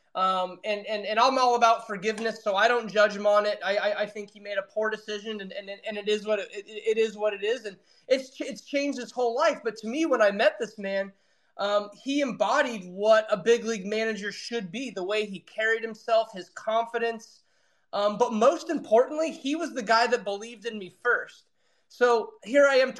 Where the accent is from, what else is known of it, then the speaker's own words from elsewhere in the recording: Reading, United States; there was only one other team in my hometown